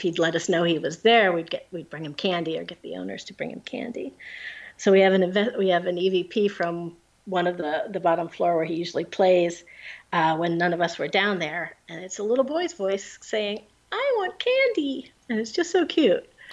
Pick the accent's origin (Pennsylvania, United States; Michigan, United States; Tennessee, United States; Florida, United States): Pennsylvania, United States; now in New Jersey, United States; I'm from Pennsylvania